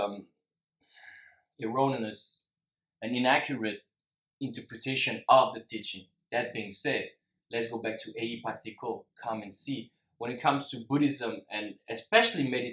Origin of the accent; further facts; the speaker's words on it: France; also born or lived in Singapore; I'm half Singaporean, but I'm also half French, and I lived most of my life in France